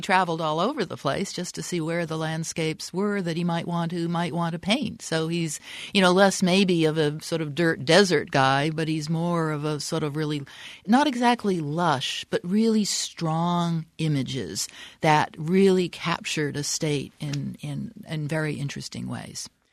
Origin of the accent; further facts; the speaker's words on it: the East, East Coast, United States; moved away as an adult; now in Arizona, United States; I'm from the East